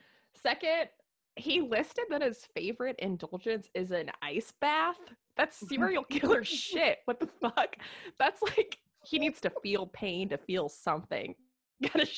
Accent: Midwest, United States; You and I grew up in the Midwest.

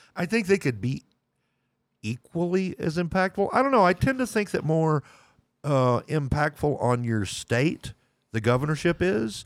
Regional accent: Lubbock, Texas, United States; moved away as an adult; I was born in Lubbock, Texas. I still consider myself a Texan

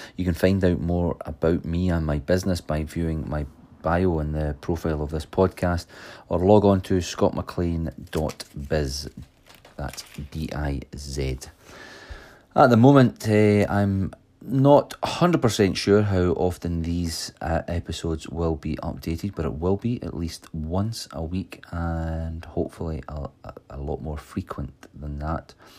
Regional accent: Stirling, Scotland, United Kingdom; I am from Stirling, Scotland, where I have run my own electrical and security system business for over twenty years

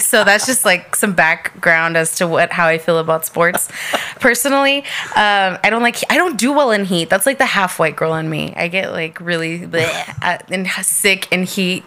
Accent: El Paso, Texas, United States; moved away as an adult; also born or lived in Albuquerque, New Mexico / Corpus Christi, Texas / Houston, Texas; I'm from El Paso, born and raised, but I moved to Albuquerque when I was 18.

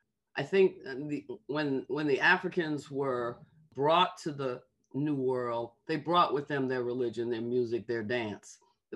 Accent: New York, United States; moved away as an adult; now in New Orleans, United States; This is my mom's birthplace. And for me, even though I grew up in New York, New Orleans is my home.

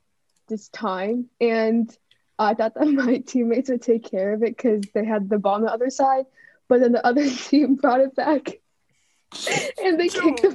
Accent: United States; I was born here, every other whitewashed Indian girl.

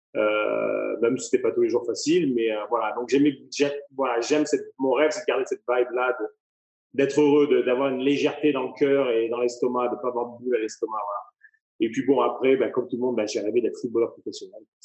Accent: Avignon, Provence-Alpes-Côte d'Azur, France; moved away as an adult; also born or lived in Courchevel / Saint-Tropez; now in Las Vegas, United States; originaire d'Avignon, dans le sud de la France. j'ai fait mes armes, mes études donc sur Avignon, j'ai grandi sur Avignon.

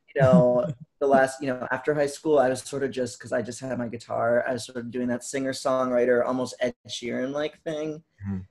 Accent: Vermont, United States; I'm from Vermont.

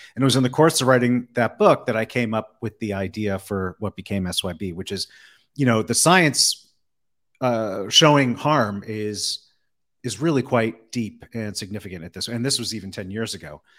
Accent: East Coast, United States; moved away as an adult; now in Las Vegas, United States; I'm originally from the East Coast, then spent a long time living on the West Coast, and then uh, ended up in Vegas

